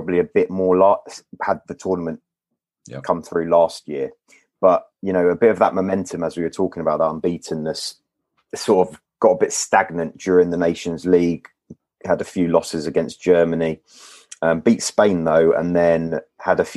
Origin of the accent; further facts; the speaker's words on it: London, United Kingdom; Born and raised in London. Born in Wembley, actually.